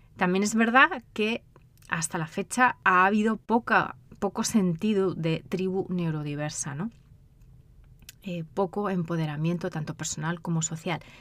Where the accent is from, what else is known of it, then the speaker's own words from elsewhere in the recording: Spain; moved away as an adult; also born or lived in United Kingdom; now in United States; de España, de donde soy yo